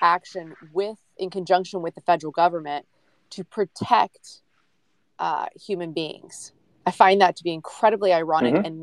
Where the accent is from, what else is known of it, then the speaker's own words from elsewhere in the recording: United States; we as the American people